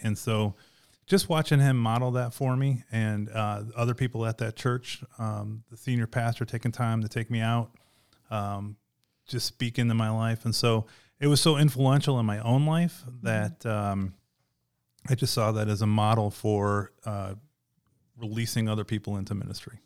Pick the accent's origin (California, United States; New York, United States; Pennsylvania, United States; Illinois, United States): Illinois, United States; outside of Chicago; moved away as an adult; also born or lived in Arizona / South Carolina; I grew up outside of Chicago